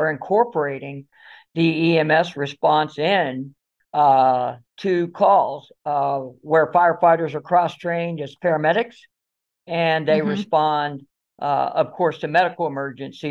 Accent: South Florida, United States; I was born and raised here in South Florida

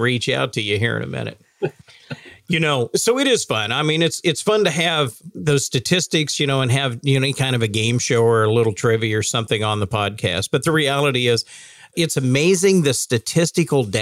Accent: Oklahoma, United States; I'm from Oklahoma. I love that state

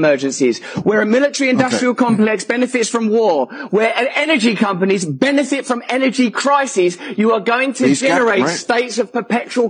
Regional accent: England, United Kingdom; I'm English

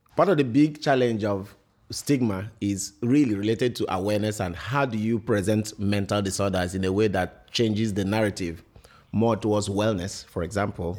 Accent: Imo, Nigeria; now in Connecticut, United States; I'm from Imo State in Ni-, in Nigeria

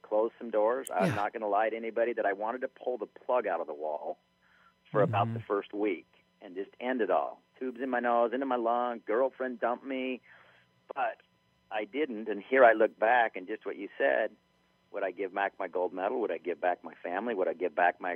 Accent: Orem, Utah, United States; I'm from Orem, Utah.

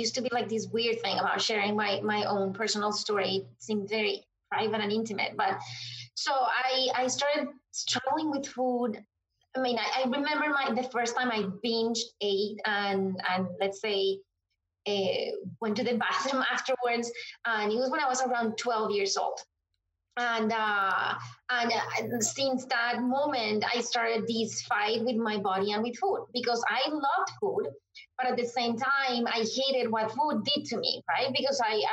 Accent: Colombia; moved away as an adult; now in Washington, D.C., United States; I am originally from Colombia, but I have been in the U.S. since 2010

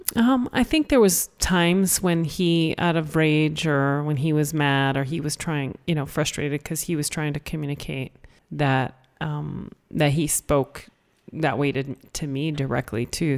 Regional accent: Canada; I was born in Canada and, you know, in school and learned English

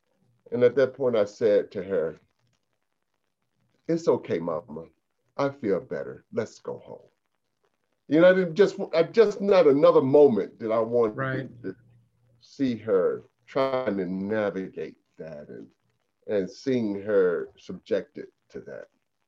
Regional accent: the South, United States; also born or lived in Alabama / Jackson, Mississippi; I grew up in the South, born in public housing, didn't know that we were low income, didn't know that we were poor

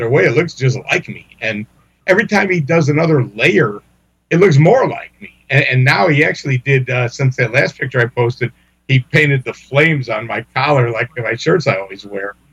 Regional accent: Chicago, Illinois, United States; I grew up in Chicago with the seedy racetracks

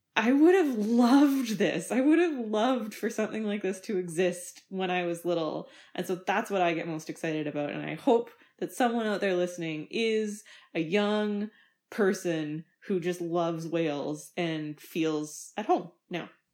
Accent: Winnipeg, Manitoba, Canada; I grew up in Winnipeg, Manitoba

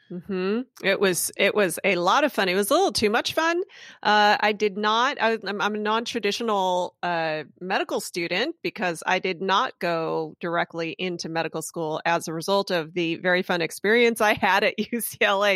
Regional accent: Hacienda Heights, California, United States; moved away as an adult; also born or lived in Freehold, New Jersey / Philadelphia; Greater Los Angeles, I grew up in Hacienda Heights

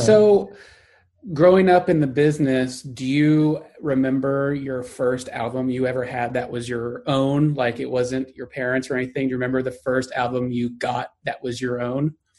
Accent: Texas, United States; accent: Texas; my Texas accent

